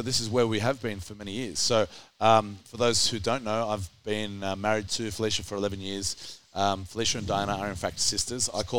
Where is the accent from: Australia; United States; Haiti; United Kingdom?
Australia; otherwise known as the Australian Strength Coach.